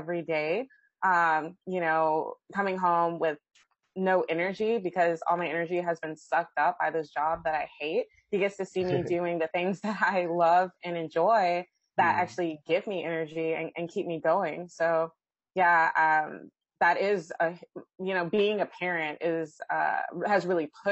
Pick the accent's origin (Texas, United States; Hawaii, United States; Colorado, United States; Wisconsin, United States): Texas, United States; Austin; I'm from Austin, Texas. Texas is a wonderful state. I love my state. I love my city